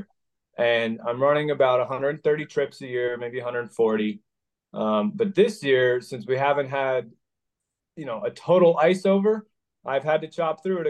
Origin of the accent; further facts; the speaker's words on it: near Minneapolis, Minnesota, United States; also born or lived in Idaho; now in Pennsylvania, United States; I grew up in Minnesota, near Minneapolis in a small town